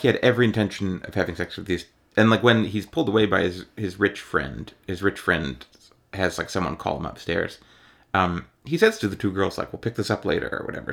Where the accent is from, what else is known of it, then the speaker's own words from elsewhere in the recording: Ohio, United States; I'm from Ohio